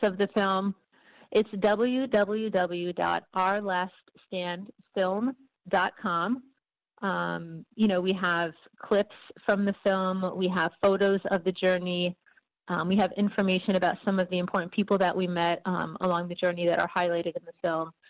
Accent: United States; I was actually born in the United States, but my parents were both born in Syria.

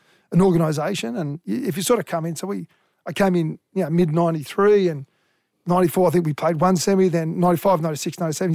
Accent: Sydney, New South Wales, Australia; I was born in Manly Hospital. I grew up loving Manly.

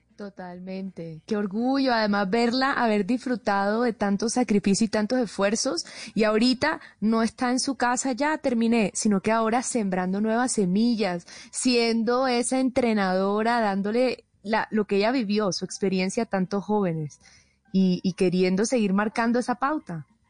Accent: Colombian Caribbean coast, Colombia; accent: costeño; mi acento costeño

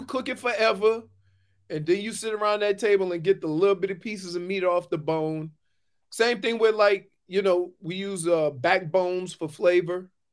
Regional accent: New Orleans, Louisiana, United States; I'm from New Orleans

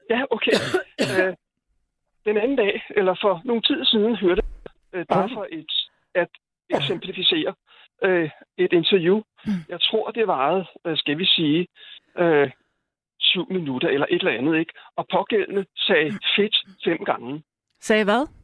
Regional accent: Copenhagen, Capital Region of Denmark, Denmark; At Skal jeg... tale på en bestemt måde, når man er fra København?

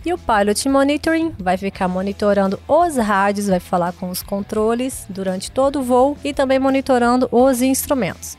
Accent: Goiânia, Goiás, Brazil; also born or lived in Mozarlândia; eu nasci em Goiânia, mas eu morei até os 3, 4 anos na fazenda, lá na roça mesmo, interior de Mozarlândia

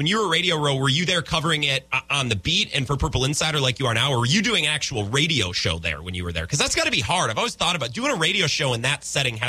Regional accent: Midwest, United States; growing up in the Midwest

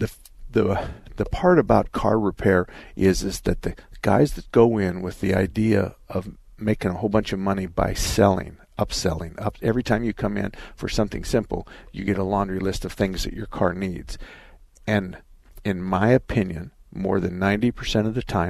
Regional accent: Arizona, United States; I was born and raised in Arizona

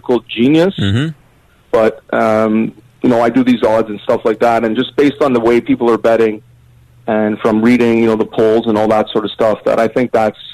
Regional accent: Canada; I'm from Canada

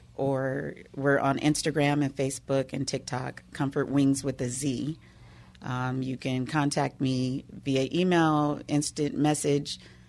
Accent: Woodland Hills, California, United States; You know, I am a Valley girl. I grew up in Woodland Hills, California

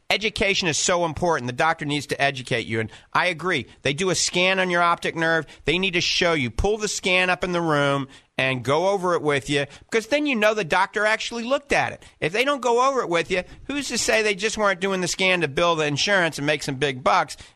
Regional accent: Clearwater, Florida, United States; You know, it's just a hop, skip, and a jump from where we're from Clearwater.

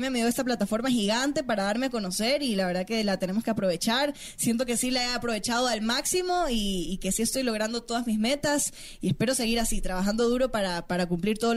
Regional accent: Guayaquil, Guayas, Ecuador; moved away as an adult; also born or lived in Quito; tengo 19 años y vengo de Guayaquil, Ecuador.

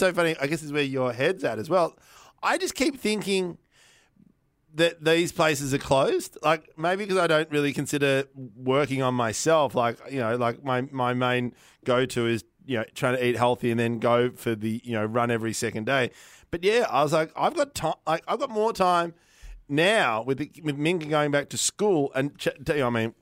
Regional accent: Victoria, Australia; I'm from Victoria

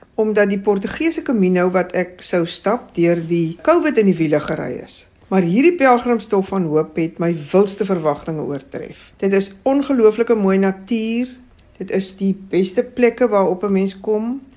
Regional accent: George, Western Cape, South Africa; Ek kom van George.

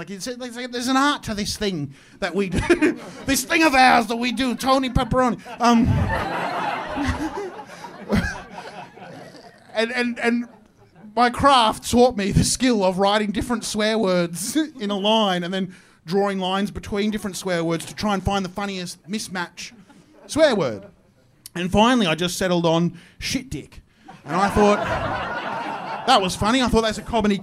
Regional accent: Queensland, Australia; I'm from Queensland

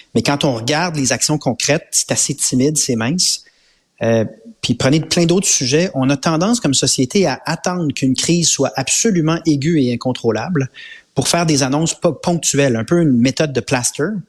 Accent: Quebec, Canada; On est québécois

